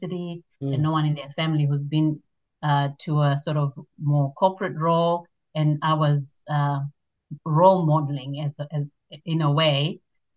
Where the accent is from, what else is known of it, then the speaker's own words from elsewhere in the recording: Zimbabwe; now in Australia; I grew up in Zimbabwe, which is in Southern Africa